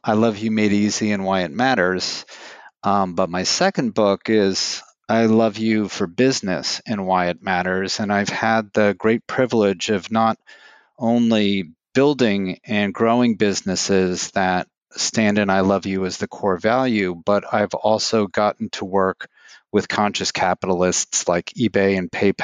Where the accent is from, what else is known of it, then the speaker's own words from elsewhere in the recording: New York City, New York, United States; I'm from New York City